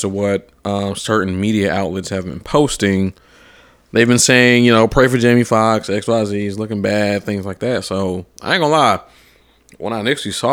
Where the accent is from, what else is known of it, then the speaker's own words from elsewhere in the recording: Atlanta, Georgia, United States; now in Nashville, United States; I'm from Atlanta